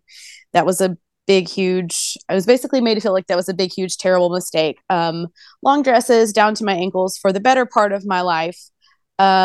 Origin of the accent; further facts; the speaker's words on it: Bible Belt, Southern United States, United States; I was born in the Southern United States in the Bible Belt